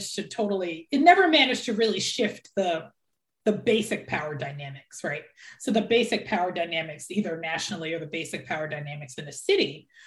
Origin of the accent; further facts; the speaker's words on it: Philadelphia, Pennsylvania, United States; So I'm from Philadelphia, where we had our first Black mayor when I was young, Wilson Good, and that was in the 80s.